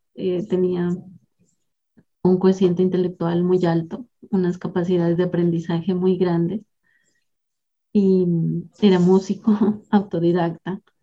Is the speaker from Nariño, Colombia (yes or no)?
yes; southern Nariño, Colombia; now in Eje Cafetero, Colombia; soy colombiana, nací en la región sur del departamento de Nariño